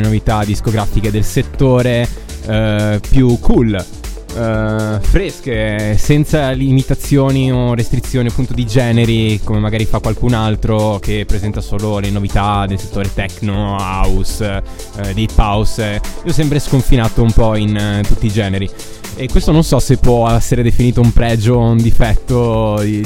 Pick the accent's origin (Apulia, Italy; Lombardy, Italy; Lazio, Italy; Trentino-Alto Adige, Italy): Trentino-Alto Adige, Italy; Bolzano; sono un ragazzo di provincia, vengo da Bolzano